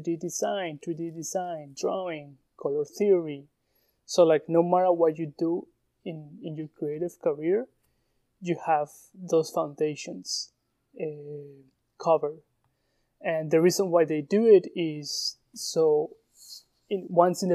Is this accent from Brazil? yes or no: no; Colombia; English is a second language; moved away as an adult; now in United States; I'm a shoemaker from Colombia